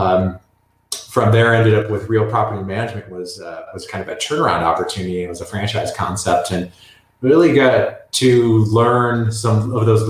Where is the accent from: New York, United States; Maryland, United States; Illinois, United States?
Illinois, United States; Chicago; also born or lived in Indiana; I grew up in Midwest Chicago area